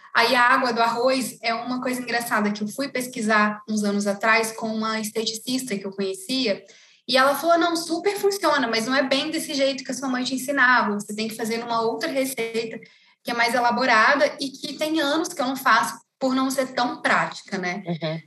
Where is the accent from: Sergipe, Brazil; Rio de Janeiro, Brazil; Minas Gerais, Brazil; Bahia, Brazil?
Rio de Janeiro, Brazil; interior of Rio de Janeiro state, Brazil; moved away as an adult; now in São Paulo, Brazil; lá no interior do Rio, né, de onde eu sou. E eu me mudei para São Paulo há 11 anos